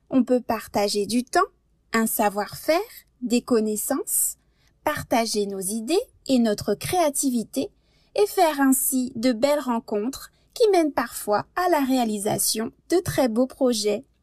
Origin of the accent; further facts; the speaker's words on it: France; now in Canada; je suis française